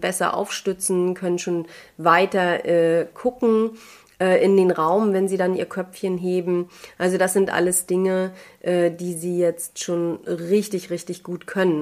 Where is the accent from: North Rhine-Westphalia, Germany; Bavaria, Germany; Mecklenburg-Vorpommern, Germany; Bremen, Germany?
Mecklenburg-Vorpommern, Germany; bei uns in MV